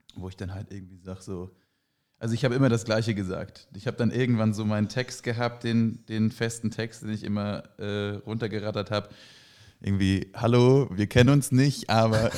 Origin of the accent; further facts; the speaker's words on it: Flensburg, Schleswig-Holstein, Germany; in meiner Heimatstadt und um meine Heimatstadt in Flensburg rum.